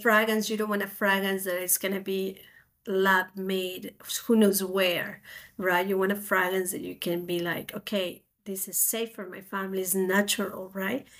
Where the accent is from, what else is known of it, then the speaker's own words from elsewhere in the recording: Spain; moved away as an adult; now in United States; I'm originally from Spain, so I came to America to do a master degree